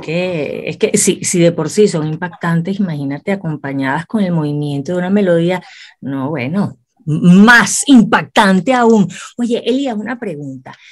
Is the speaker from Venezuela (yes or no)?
yes; Venezuela; para mí como venezolana, me siento tan orgullosa